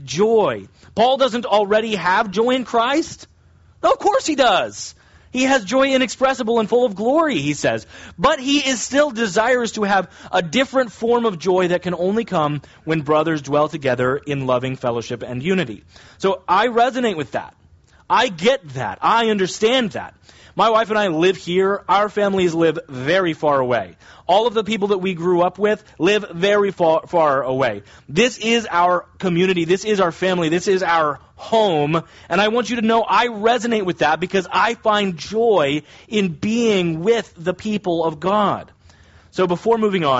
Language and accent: English; United States; technically, I'm an American